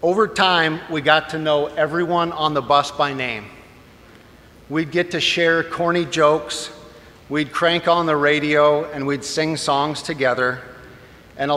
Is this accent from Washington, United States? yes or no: no; Billings, Montana, United States; moved away as an adult; Growing up in Billings, Montana, and attending St. Patrick's Co-Cathedral, I was your typical cradle Catholic